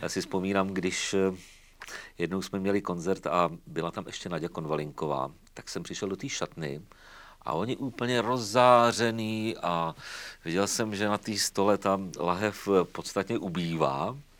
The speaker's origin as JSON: {"language": "Czech", "town": "Třeboň", "region": "South Bohemian Region", "country": "Czechia", "also_born_or_lived": "Zlín / Vizovice", "said": "vrátil jsem se domů do Třeboně"}